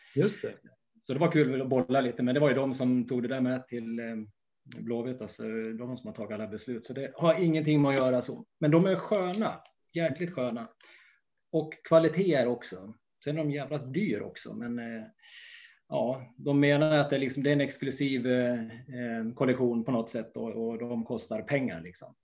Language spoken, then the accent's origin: Swedish; Gästrikland, Gävleborg County, Sweden; jag är ju från Gästrikland